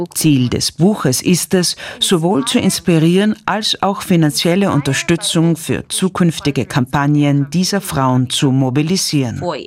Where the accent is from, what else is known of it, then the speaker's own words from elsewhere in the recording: Kenya; moved away as an adult; also born or lived in United States; meine Heimat Kenia